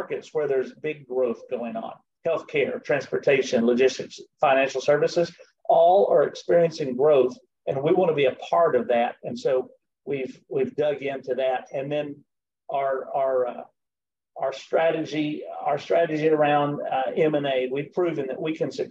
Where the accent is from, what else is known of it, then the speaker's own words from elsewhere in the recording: the South, Southern United States, United States; accent: Southern; my Southern accent